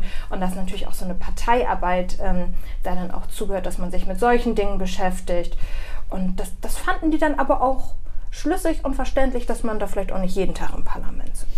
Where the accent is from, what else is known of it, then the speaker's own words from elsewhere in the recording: Bremerhaven, Bremen, Germany; ich wurde in Bremerhaven auch geboren